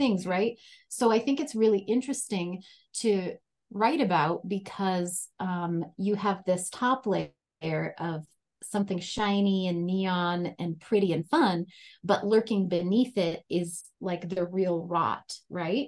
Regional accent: North Dakota, United States; moved away as an adult; I grew up in North Dakota and I was there through college.

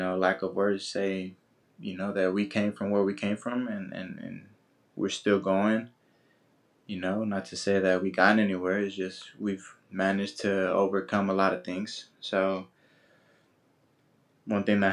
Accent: Oakland, California, United States; growing up in that environment, that community

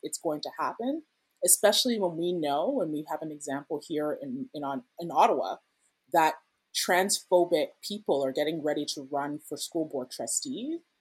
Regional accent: Ghana; now in Canada; I'm Ghanaian

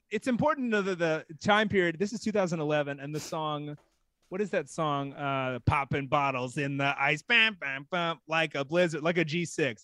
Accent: Texas, United States; I am a Texan. I'm from Texas

